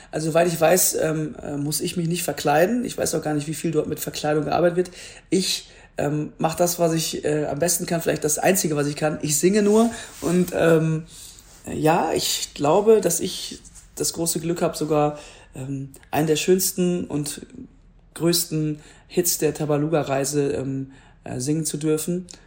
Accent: Duisburg, North Rhine-Westphalia, Germany; now in Hamburg, Germany; da wo ich herkomme, wo ich auch gewachsen bin, den Duisburger Zoo

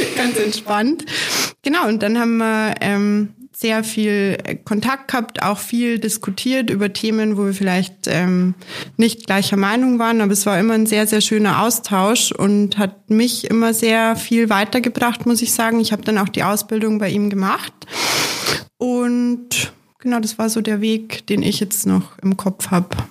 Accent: Munich, Bavaria, Germany; bin gebürtige Münchnerin

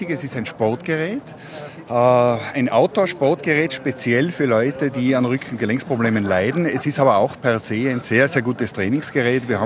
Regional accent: Mayrhofen, Tyrol, Austria; born there; gebürtig aus Mayhofen im Zillertal.

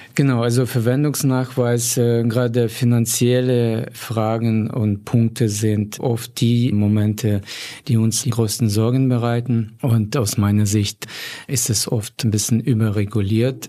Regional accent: Volyn Oblast, Ukraine; moved away as an adult; now in Germany; meiner Heimatregion Wolin

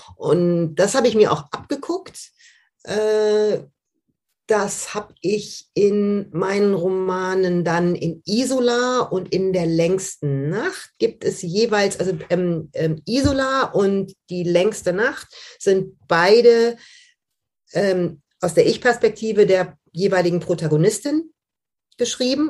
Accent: Düsseldorf, North Rhine-Westphalia, Germany; Ich bin im, im, in Düsseldorf aufgewachsen, im Rheinland

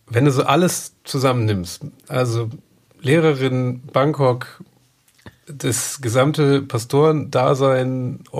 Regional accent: North Rhine-Westphalia, Germany; now in Hamburg, Germany; ich komme aus NRW

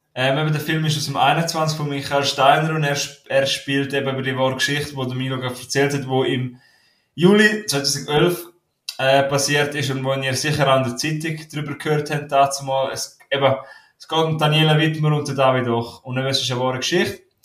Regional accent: Graubünden, Switzerland; ich bin ein Bündner, aber ich kann leider kein retro romanisch

